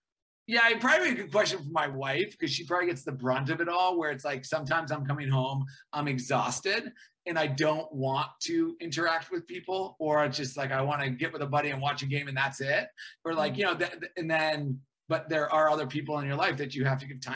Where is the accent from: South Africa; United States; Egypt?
United States; Boston, Massachusetts; also born or lived in Caribbean; my really good buddy that I grew up with in Boston